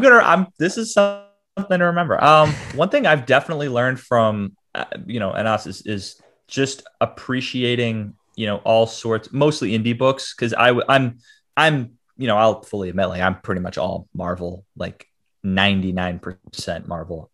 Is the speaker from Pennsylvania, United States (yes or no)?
no; Boston, Massachusetts, United States; I'm from Boston, Mass, born and raised